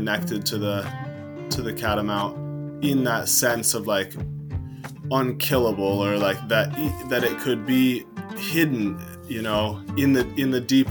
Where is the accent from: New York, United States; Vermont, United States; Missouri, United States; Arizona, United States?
Vermont, United States; West Addison; also born or lived in Mount Mansfield, Vermont; I'm from the shores of Lake Champlain. I grew up in West Addison